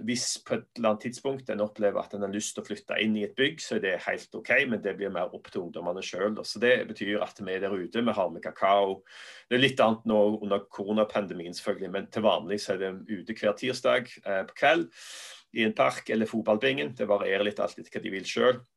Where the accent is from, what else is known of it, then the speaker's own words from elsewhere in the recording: Norway; moved away as an adult; also born or lived in Sandnes / Belfast / England / United States; var vi litt hjemme i Norge